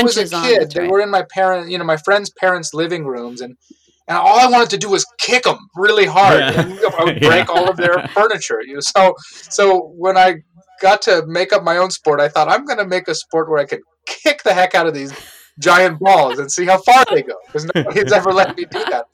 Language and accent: English; Oakland, California, United States; moved away as an adult; also born or lived in New York City; now in Pittsburgh, United States; I grew up in Oakland, California, and I went to college in New York City